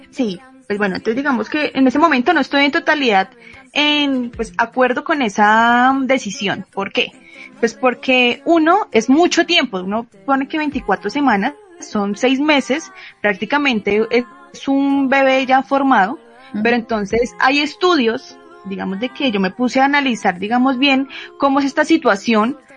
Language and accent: Spanish; Colombia; pues somos de Colombia.